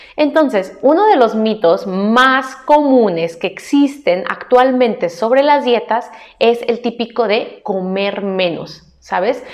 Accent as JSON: {"language": "Spanish", "country": "Mexico", "said": "como mexicana"}